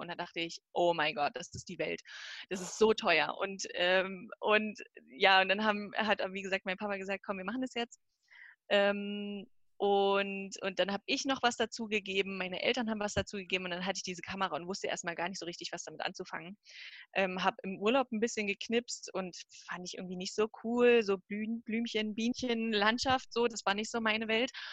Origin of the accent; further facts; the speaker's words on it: Bautzen, Saxony, Germany; also born or lived in Zwickau; ich komme ursprünglich aus der Nähe von Dresden, Bautzen